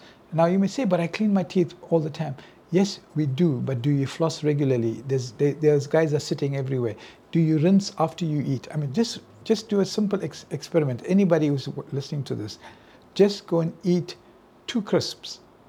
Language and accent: English; India; Well, you know, I'm Indian, so my mother, you know, my mother wanted me to be a doctor, right?